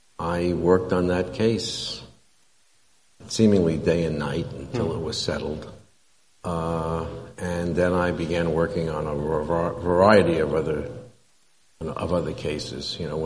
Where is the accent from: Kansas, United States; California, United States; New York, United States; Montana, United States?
New York, United States; New York City; When I grew up in New York City, my dad, we lived on, actually close by, we lived on 18th Street and 9th.